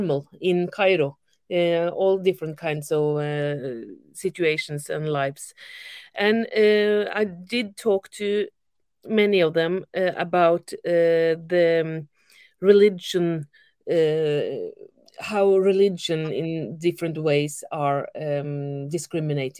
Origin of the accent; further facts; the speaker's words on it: Norway; I'm from Norway